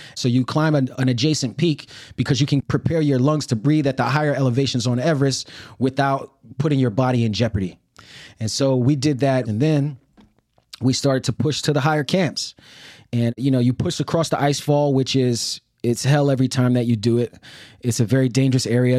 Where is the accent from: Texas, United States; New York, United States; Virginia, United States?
New York, United States; New York City; moved away as an adult; I grew up in Brooklyn and, you know, it was Brooklyn in the eighties and nineties